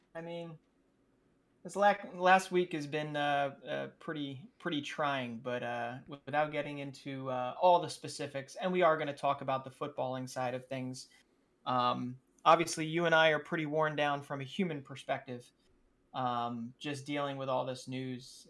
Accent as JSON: {"language": "English", "country": "United States", "said": "being an American"}